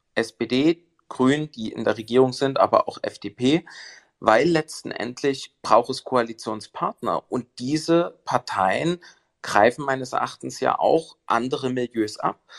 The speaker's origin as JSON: {"language": "German", "region": "Saxony", "country": "Germany", "said": "als Sachse"}